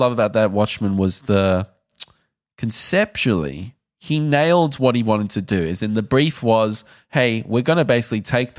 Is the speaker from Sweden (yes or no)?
no; South Africa; And I can say that because I'm South African.